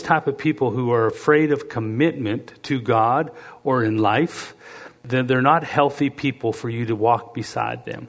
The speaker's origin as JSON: {"language": "English", "country": "Canada", "also_born_or_lived": "Lethbridge, Alberta / Cleveland, Tennessee / Tulsa", "moved": "as an adult", "said": "I'm being from Canada"}